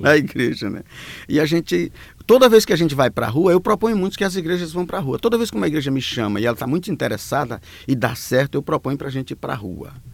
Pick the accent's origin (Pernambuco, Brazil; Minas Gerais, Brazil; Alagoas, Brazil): Alagoas, Brazil; moved away; also born or lived in São Paulo; eu sou das Alagoas, vivi um bom tempo em São Paulo